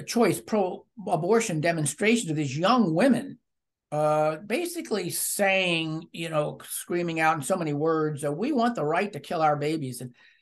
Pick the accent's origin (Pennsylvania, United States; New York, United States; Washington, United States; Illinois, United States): Pennsylvania, United States; hometown near Camp Hill; also born or lived in Missouri; I was working as a newspaper reporter in my hometown after having acquired a Master of Arts in Journalism at University of Missouri. And I was living on my own. My mother was only a few miles away in Camp Hill